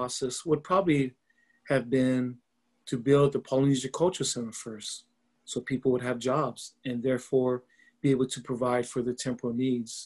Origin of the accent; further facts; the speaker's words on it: Laie, Hawaii, United States; I'm from Laie, Hawaii. It is a small town on the north shore of Oahu.